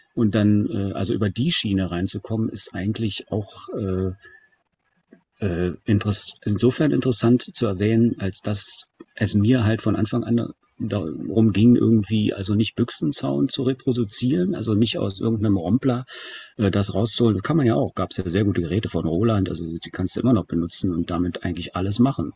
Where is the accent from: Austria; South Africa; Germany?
Germany; als Deutscher